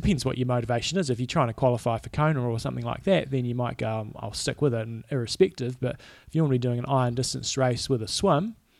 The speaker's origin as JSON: {"language": "English", "country": "New Zealand"}